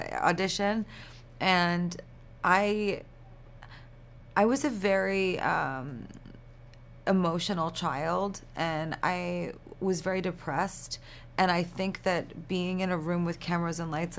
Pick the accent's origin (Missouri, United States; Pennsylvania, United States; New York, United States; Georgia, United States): New York, United States; I'm from New York